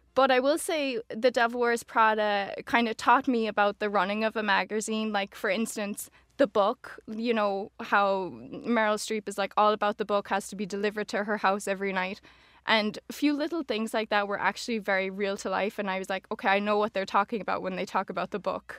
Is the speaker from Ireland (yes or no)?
yes; Oranmore, Connacht, Ireland; moved away as an adult; now in New York, United States; I'm born and raised in Galway, in Oranmore.